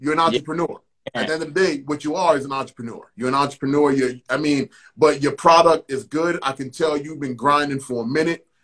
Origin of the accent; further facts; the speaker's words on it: New York, United States; growing up in New York in the 80s